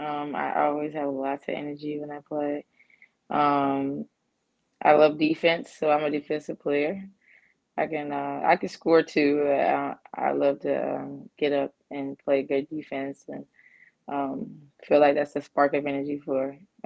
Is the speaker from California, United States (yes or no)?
no; North Carolina, United States; I'm from North Carolina, so CP3 is real big.